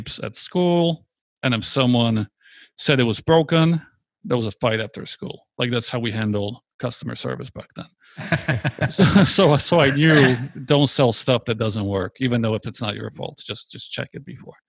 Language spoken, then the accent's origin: English; Poland; I was born in Poland. It was a communist country back then